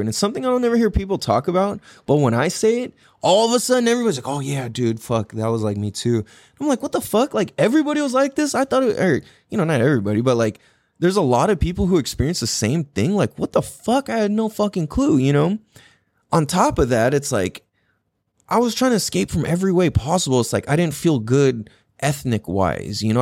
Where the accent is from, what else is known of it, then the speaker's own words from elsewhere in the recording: San Diego, California, United States; growing up in Miramesa